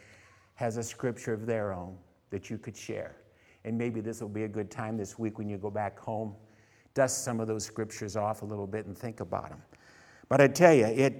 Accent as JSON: {"language": "English", "town": "Canton", "region": "Ohio", "country": "United States", "tie": "born or raised there", "also_born_or_lived": "San Francisco, California", "moved": "as an adult", "lives_now": "California, United States", "said": "I came from Canton, Ohio."}